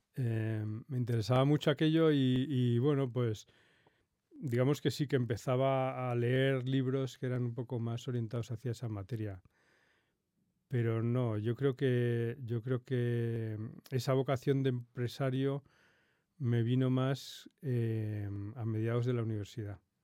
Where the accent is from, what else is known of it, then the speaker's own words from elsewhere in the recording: Madrid, Community of Madrid, Spain; yo nací, nací aquí en Madrid